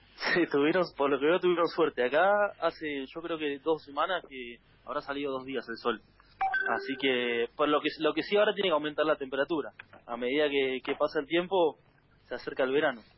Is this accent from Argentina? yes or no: yes; Argentina; moved away as an adult; now in Azuaga, Spain; no estaba en mi país